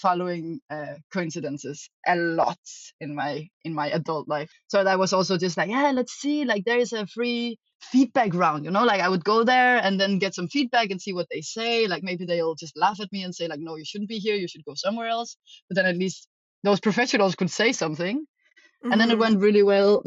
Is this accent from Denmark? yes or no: yes; Denmark; also born or lived in Amsterdam; now in Berlin, Germany; I am from Denmark and I'm living in Berlin right now in Germany